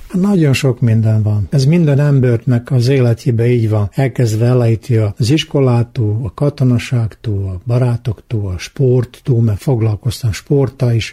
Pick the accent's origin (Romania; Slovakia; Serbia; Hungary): Serbia; Muzlja, Vojvodina; accent: tájszólás (local dialect); Én benszülött muzlai vagyok, úgy is beszélek